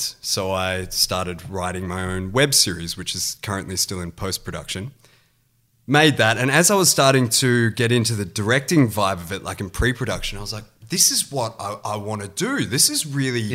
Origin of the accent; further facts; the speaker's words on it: Perth, Western Australia, Australia; moved away as an adult; now in Sydney, Australia; I grew up in Perth and got into acting at high school